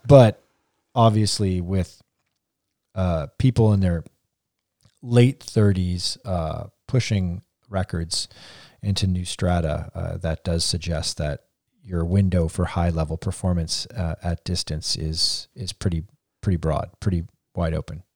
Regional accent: Canada; we're all Canadian here

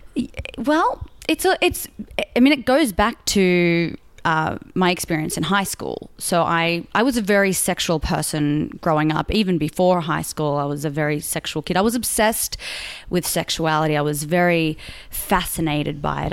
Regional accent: Sydney, New South Wales, Australia; moved away as an adult; also born or lived in Melbourne, Australia; now in Los Angeles, United States; I grew up in Sydney, and then I, I did high school there, and then I moved to Melbourne uh, to do my university degree.

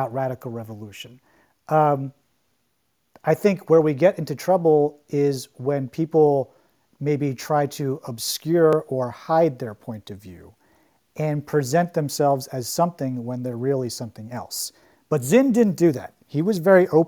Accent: New York City, New York, United States; as a New Yorker

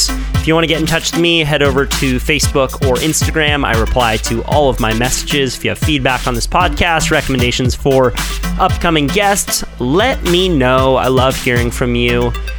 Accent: Florida, United States; Shit, I'm from Florida.

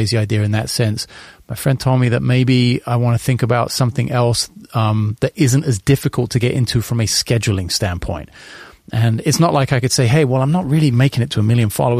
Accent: London, United Kingdom; I want to start with London because it's my hometown

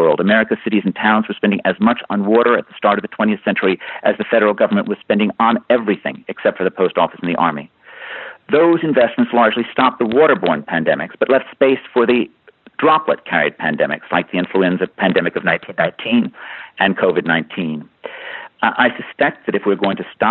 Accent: New York City, New York, United States; As a child growing up in New York City

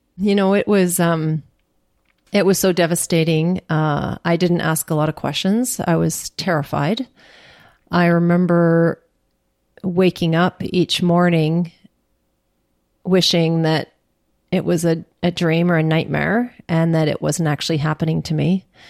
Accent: Churchill, Manitoba, Canada; now in Ottawa, Canada; nineteen sixty-two when I was born in Churchill

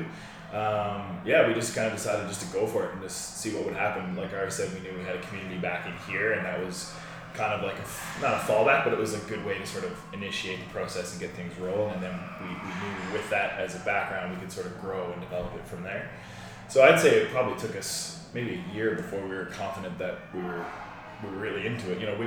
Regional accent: Newfoundland and Labrador, Canada; moved away as an adult; also born or lived in Edmonton; I am from Newfoundland and did my undergraduate degree in St. John's back home.

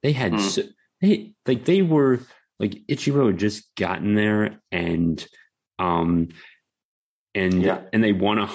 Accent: Maryland, United States; now in Florida, United States; I grew up in Maryland

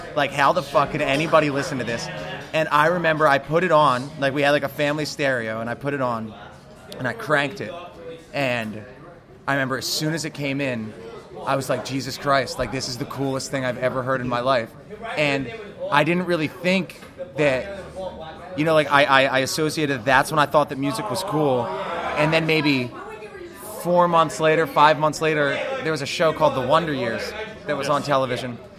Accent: New Jersey, United States; moved away as an adult; now in Philadelphia, United States; I am not from Philly. I am from the great state of New Jersey

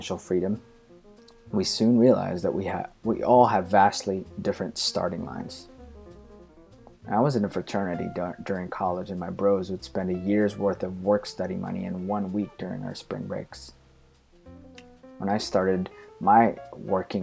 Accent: Philippines; Growing up in the Philippines

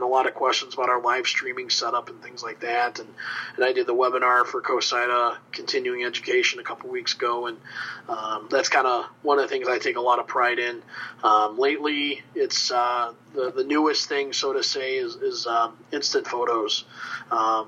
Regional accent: Joliet, Illinois, United States; now in Dubuque, United States; I grew up in Joliet, Illinois

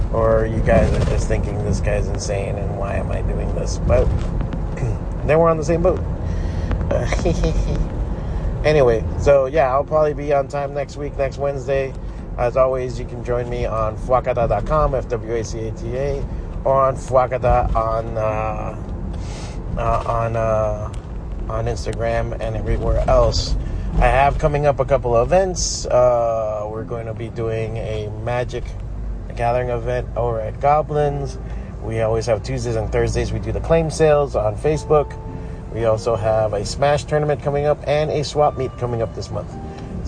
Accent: United States; And I was born here

